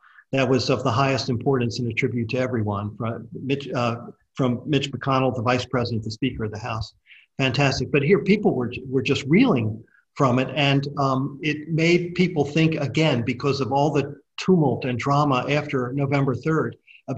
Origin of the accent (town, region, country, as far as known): Australia